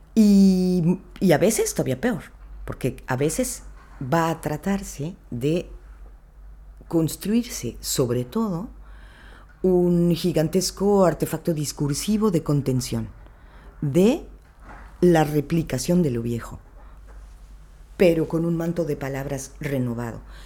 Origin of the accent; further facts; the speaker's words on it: Mexico; viniendo de donde vengo, ¿no? O sea, de México